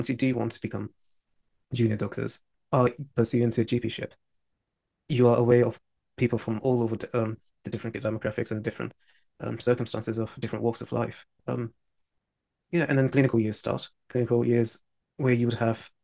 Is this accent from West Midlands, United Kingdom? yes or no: no; London, United Kingdom; as a Londoner, I wanted to either study in London or be in cross proximity with it